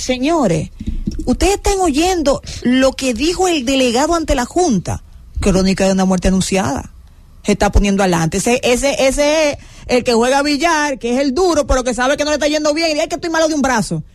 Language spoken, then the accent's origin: Spanish; Dominican Republic; Soy muy dominicano